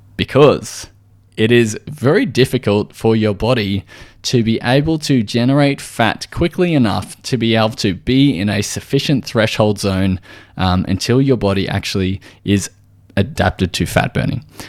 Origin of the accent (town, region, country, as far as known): Australia